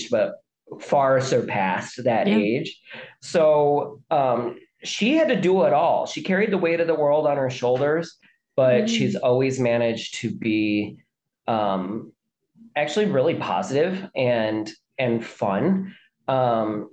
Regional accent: mid-south of the U.S., United States; We are ethnically Irish who grew up in like the mid-south of the U.S.

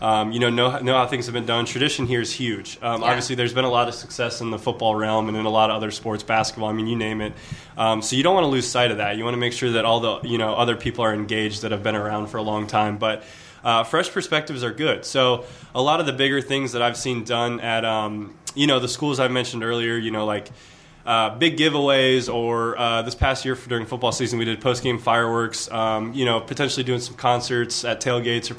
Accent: Greensboro, North Carolina, United States; also born or lived in Michigan; I was born in Michigan, but I grew up in Greensboro. So I'm really from Greensboro.

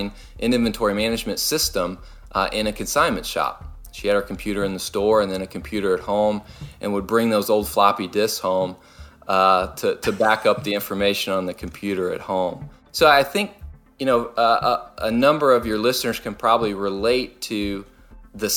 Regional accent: Louisville, Kentucky, United States; moved away; I grew up in Louisville, Kentucky, and that's where they still are

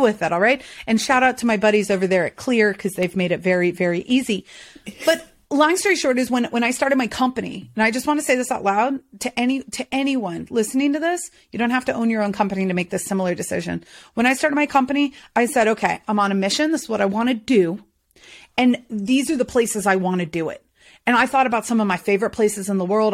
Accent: the South, United States; I'm from the South

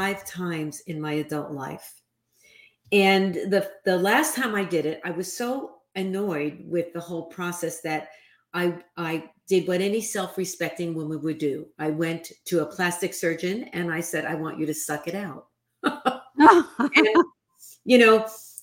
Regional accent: New York City, New York, United States; I grew up in the New York City housing projects

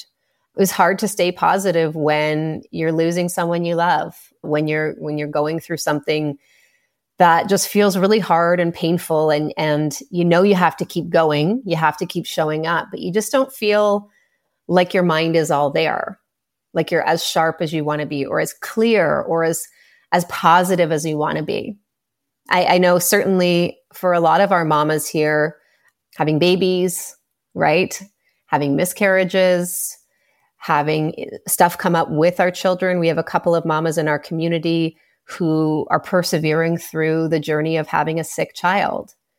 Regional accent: Canada; I'm Canadian

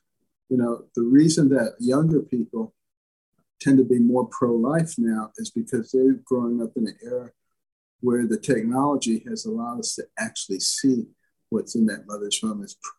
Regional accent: Detroit, Michigan, United States; also born or lived in Boston / New Haven / Ann Arbor; I grew up in Detroit and Boston and New Haven and Ann Arbor and worked in Baltimore, all very liberal places.

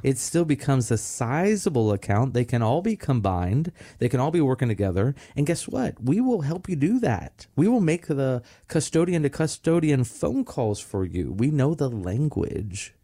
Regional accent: Melbourne, Florida, United States; growing up in Pineda Causeway here in Merritt Island, Melbourne

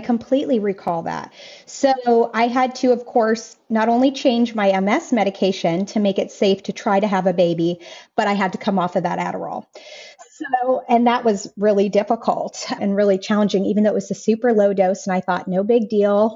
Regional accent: Colorado, United States; moved away as an adult; now in Raeford, United States; we left the place that I was born and raised in Colorado

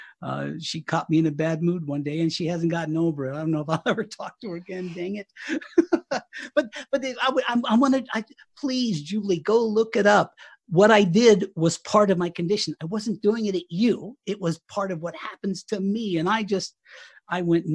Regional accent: Southern Colorado, United States; moved away as an adult; now in Fort Collins, United States; We were in Southern Colorado at my hometown, and we've actually moved to Northern Colorado. We're in Fort Collins

